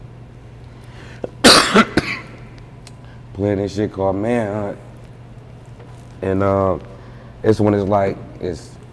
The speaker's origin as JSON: {"language": "English", "town": "Detroit", "region": "Michigan", "country": "United States", "said": "I'm from Detroit"}